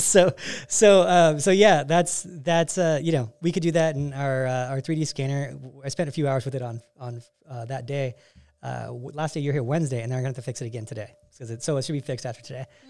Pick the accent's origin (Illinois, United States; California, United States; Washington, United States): California, United States; moved away as an adult; also born or lived in Denver; I'm from California, you know, the concrete jungle